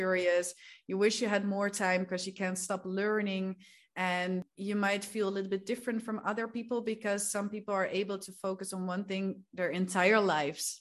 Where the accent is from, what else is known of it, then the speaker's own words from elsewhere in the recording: Netherlands; moved away as an adult; also born or lived in Spain / England / Peru; I'm from the Netherlands. I'm from a small town there, uh, but I've lived all around the world basically for the past ten years already.